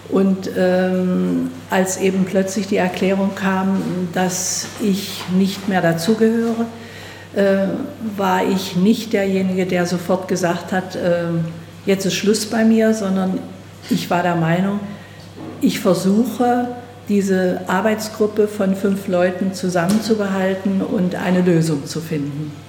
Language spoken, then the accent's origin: German; Wettin, Saxony-Anhalt, Germany; Ich stamme oder komme ja aus Wettin und da konnte zum Beispiel äh, die ähm, ähm Hausärztin beim Fleischer vorne angehen